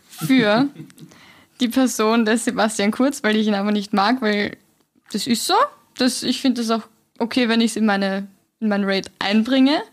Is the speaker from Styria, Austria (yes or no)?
no; Vienna, Austria; in Wien, wir sind ja alle Wiener